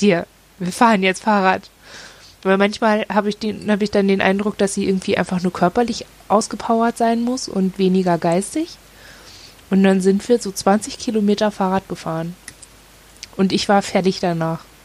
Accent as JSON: {"language": "German", "region": "Northern Germany", "country": "Germany", "moved": "yes", "said": "Und wir kommen halt aus dem Norden"}